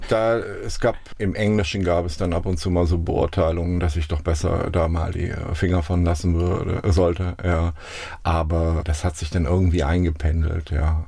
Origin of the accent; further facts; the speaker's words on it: Baunatal, Hesse, Germany; moved away as an adult; also born or lived in Münster; now in Mainz, Germany; Ich bin in Kassel geboren, in einem Ort, in einem Dorf mit ungefähr 1000 Einwohnern, 15 Kilometer südlich von Kassel bin ich aufgewachsen